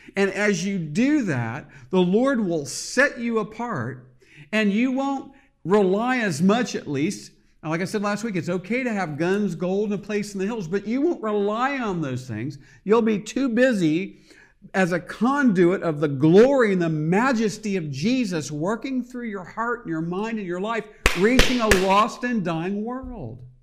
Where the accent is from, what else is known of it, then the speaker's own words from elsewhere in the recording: United States; I am an American, I love America